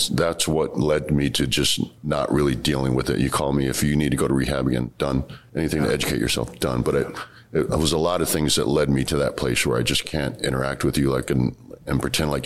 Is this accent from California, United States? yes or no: no; Washington, District of Columbia, United States; also born or lived in San Francisco / Maryland; where I grew up in Southeast D.C. is great now.